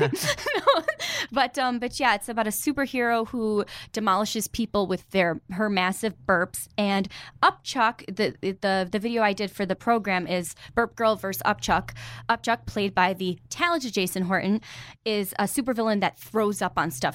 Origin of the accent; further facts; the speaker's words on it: New York, United States; I'm from New York